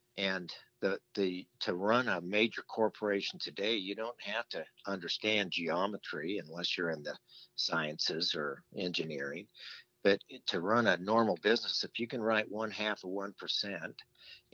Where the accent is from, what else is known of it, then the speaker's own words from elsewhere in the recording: Las Vegas, Nevada, United States; my father had rental homes growing up in Las Vegas